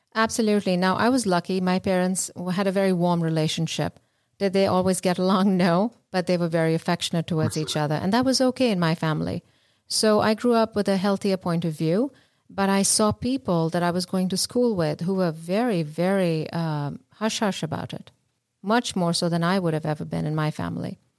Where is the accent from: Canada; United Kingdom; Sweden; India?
India; moved away; I grew up in India